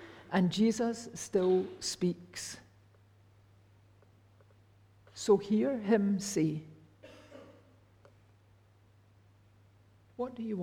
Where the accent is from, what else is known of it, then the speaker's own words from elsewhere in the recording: Rutherglen, Scotland, United Kingdom; I was brought up in Fernhill and Cathkin Church in Rutherglen